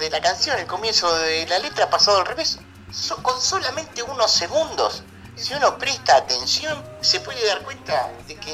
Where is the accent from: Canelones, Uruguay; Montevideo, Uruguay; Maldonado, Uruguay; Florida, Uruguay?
Canelones, Uruguay; soy, de la ciudad de, Canelones. Eh, después estuve viviendo un, tiempo, por eso que, tengo un acento diferente